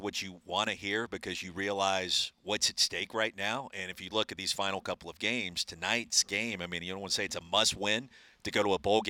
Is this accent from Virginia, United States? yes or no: no; South Carolina, United States; moved away; also born or lived in Dallas, Texas; I'm from South Carolina.